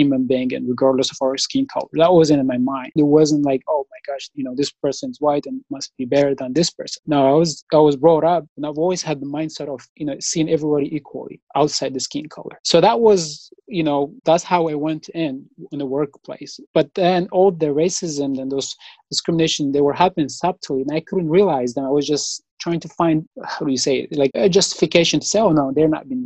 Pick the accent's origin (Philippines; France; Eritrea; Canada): Eritrea; moved away as an adult; also born or lived in Virginia, United States / Kentucky, United States; now in Evansville, United States; back home, my country, Eritrea